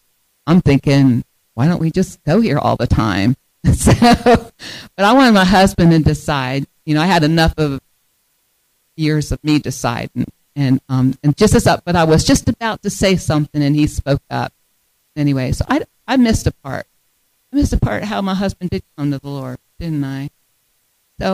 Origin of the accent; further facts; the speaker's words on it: Delaware, United States; now in Michigan, United States; because we moved to Michigan 8 years ago. I came from Delaware. Delaware has three counties. Michigan has 83.